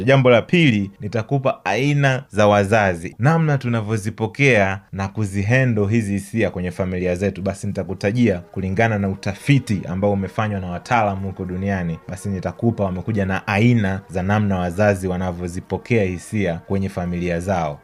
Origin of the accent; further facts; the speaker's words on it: Tanzania; wale ambao tumelelewa hapa Tanzania